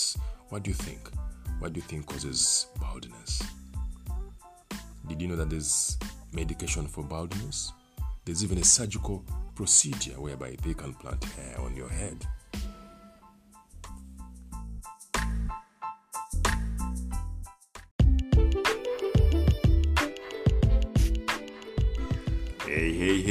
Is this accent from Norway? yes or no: no; Uganda; I come from Africa, I come from Uganda